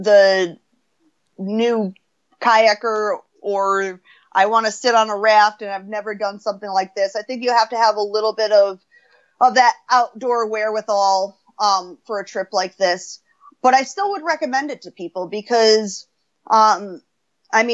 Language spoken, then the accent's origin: English; United States; I'm American